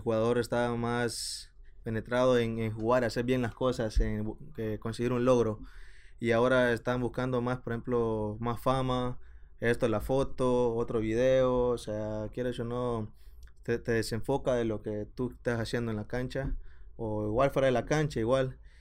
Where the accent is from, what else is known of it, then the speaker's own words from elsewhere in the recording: El Salvador; moved away as an adult; now in Sacramento, United States; como salvadoreño yo te digo